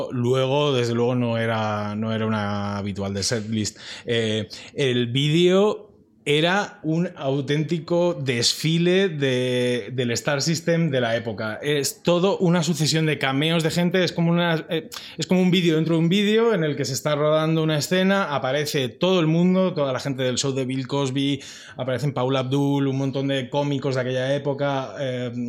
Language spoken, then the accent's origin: Spanish; Madrid, Community of Madrid, Spain; Es que soy de Vallecas. Hay que dar el dato.